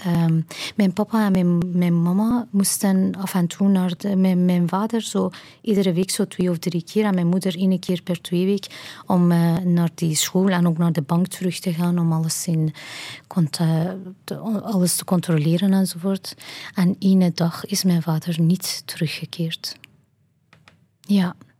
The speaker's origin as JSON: {"language": "Dutch", "town": "Kermanshah", "region": "Kermanshah Province", "country": "Iran", "tie": "born or raised there", "second_language": "Dutch", "moved": "as an adult", "lives_now": "Ghent, Belgium", "said": "We woonden toen in mijn geboortestad Kermanshah."}